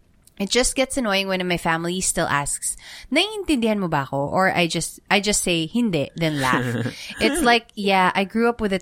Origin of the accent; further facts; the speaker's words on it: California, United States; I'm from California.